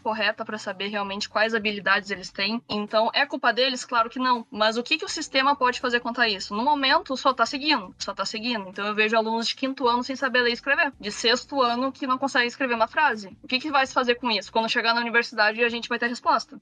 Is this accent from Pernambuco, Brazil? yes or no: no; Rio Grande do Sul, Brazil; Eu sou do Rio Grande do Sul